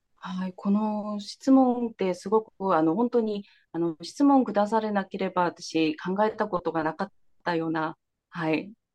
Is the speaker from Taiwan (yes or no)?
no; South Korea; Japanese is a second language; moved away as an adult; also born or lived in Kansai, Japan; now in Japan; 韓国生まれ育ち